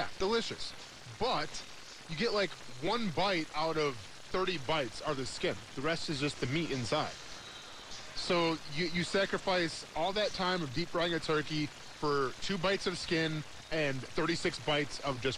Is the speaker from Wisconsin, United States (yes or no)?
yes; Wisconsin, United States; as a kid growing up in Wisconsin